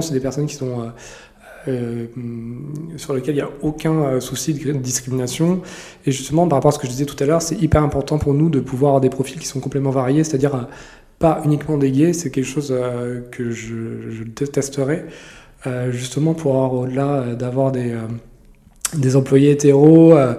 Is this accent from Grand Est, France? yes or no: yes; Lorraine, Grand Est, France; moved away; also born or lived in Paris; je suis pas du tout parisien, je suis lorrain d'origine